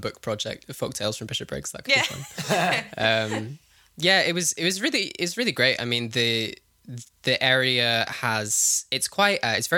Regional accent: Herefordshire, West Midlands, United Kingdom; I grew up in Herefordshire, which is on the English side of the Welsh border, down in the southwest of England.

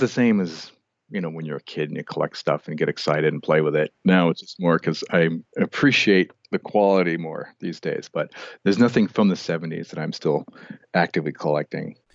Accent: Albuquerque, New Mexico, United States; moved away as an adult; also born or lived in Portland; now in Montana, United States; I grew up in New Mexico, in Albuquerque

